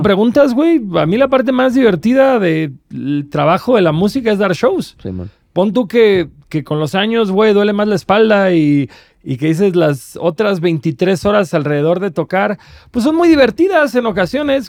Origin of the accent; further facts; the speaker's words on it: Cancún, Quintana Roo, Mexico; soy de Cancún